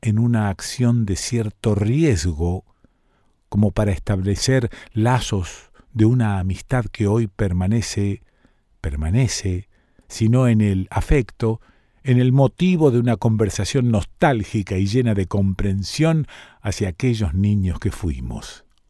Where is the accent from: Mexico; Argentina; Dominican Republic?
Argentina; Rosario, Santa Fe; cómo somos los rosarinos, ¿no? Medio pueblerinos